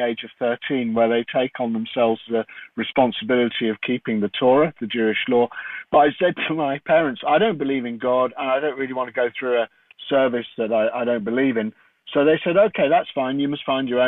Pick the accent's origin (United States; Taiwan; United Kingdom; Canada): United Kingdom; London; I grew up in London